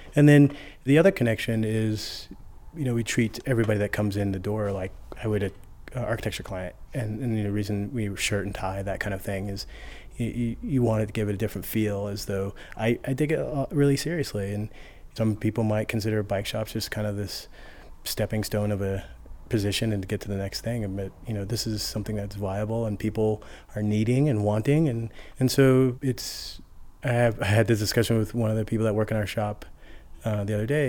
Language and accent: English; Aurora, Colorado, United States; also born or lived in Chicago; now in Denver, United States; I am from Colorado. I grew up out in southeast Denver, Aurora area.